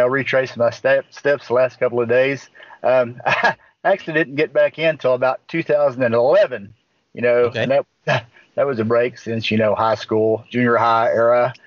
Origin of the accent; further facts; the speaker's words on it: Wilburton, Oklahoma, United States; Wilburton, Oklahoma. It's down here in southeastern Oklahoma. Just pretty country